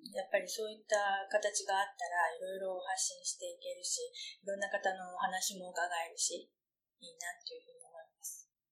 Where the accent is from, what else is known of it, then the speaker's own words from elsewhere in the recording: Japan; この街で私は生まれ育った